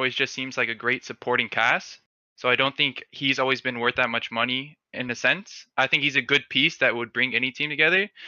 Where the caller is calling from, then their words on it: Miami, Florida, United States; Uh, Miami, Florida.